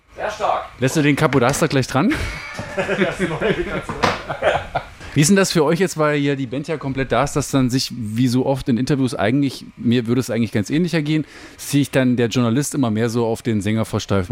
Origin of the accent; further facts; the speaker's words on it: the area around Bitterfeld, Saxony-Anhalt, Germany; ich bin ja hier auch in der Gegend groß geworden